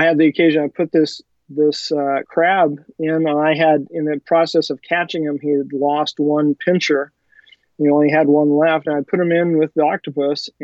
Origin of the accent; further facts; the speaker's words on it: California, United States; I grew up here in California